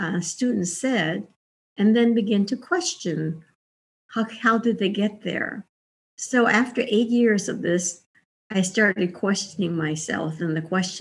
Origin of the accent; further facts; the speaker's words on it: Hawaii, United States; moved away as an adult; also born or lived in Indiana; I was born and raised in Hawaii. I'm Japanese American